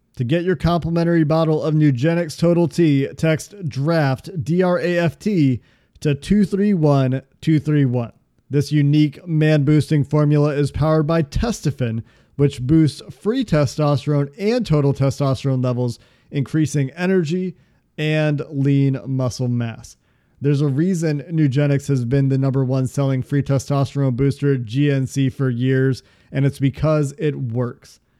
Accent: outside of Chicago, Illinois, United States; I was born outside of Chicago, spent a lot of time outside of Chicago for, for school

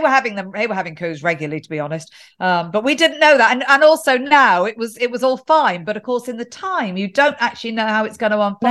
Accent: England, United Kingdom; being English

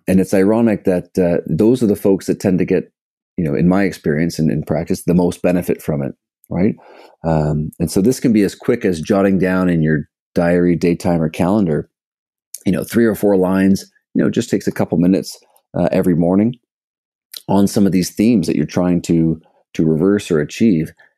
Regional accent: Toronto, Ontario, Canada; also born or lived in British Columbia; I'm from Canada, from Toronto, background in sport growing up

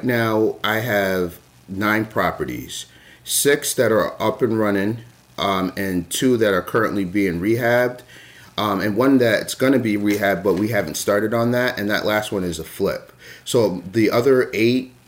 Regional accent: Connecticut, United States; moved away as an adult; now in Maine, United States; I'm originally from Connecticut, came up to the state of Maine to go to the university

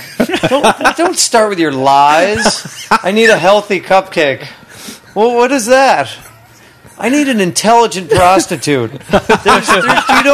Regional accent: Chicago, Illinois, United States; now in Los Angeles, United States; I grew up in Chicago

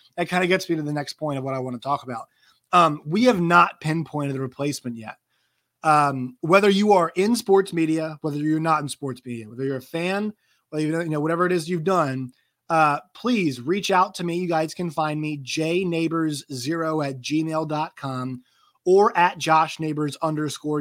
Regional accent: Virginia, United States; I am from Virginia

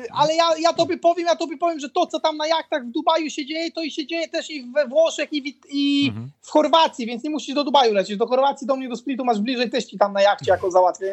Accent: Poland; also born or lived in Croatia; dla nas Polaków

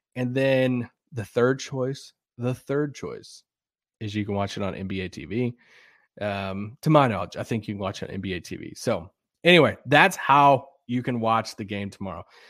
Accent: Kentucky, United States; moved away; my hometown today, uh, yesterday in Kentucky

